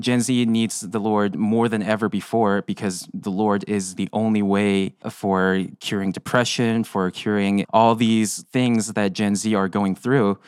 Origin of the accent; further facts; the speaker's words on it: South Korea; moved away; I'm from South Korea